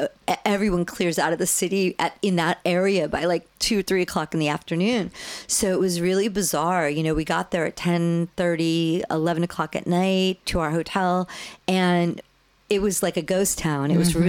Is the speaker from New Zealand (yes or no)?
no; East Coast, United States; Zach and I are both born and raised on the East Coast.